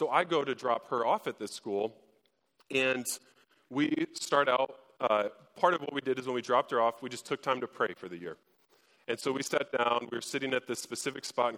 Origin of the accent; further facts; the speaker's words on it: Fort Wayne, Indiana, United States; I grew up in Fort Wayne